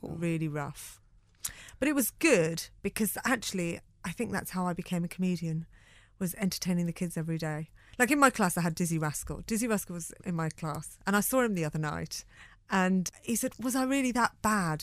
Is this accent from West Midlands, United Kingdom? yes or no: yes; Birmingham, West Midlands, United Kingdom; growing up in Birmingham